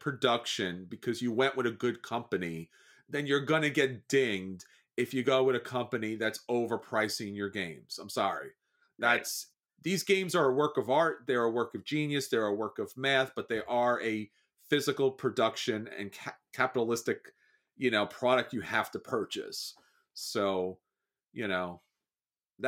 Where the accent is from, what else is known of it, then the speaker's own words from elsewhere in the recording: New York, United States; obviously you can hear from the accent. I'm from New York.